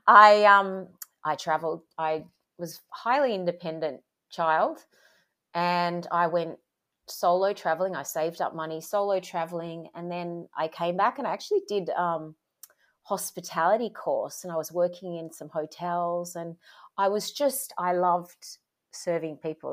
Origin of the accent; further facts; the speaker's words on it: Sydney, New South Wales, Australia; I grew up in Sydney, Australia.